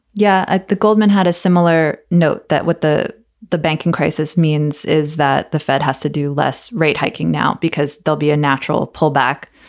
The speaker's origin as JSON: {"language": "English", "country": "United States", "said": "I'm an American"}